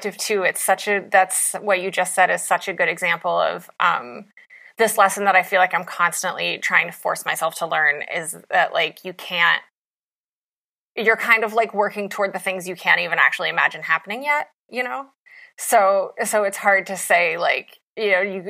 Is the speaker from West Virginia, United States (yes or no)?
yes; West Virginia, United States; as an Appalachian